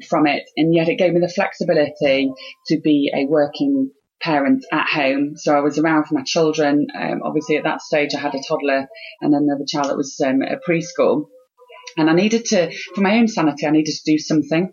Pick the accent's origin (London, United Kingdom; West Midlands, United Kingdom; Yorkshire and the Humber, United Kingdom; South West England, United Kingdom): Yorkshire and the Humber, United Kingdom; Harrogate; moved away as an adult; I'd moved back to my hometown of Harrogate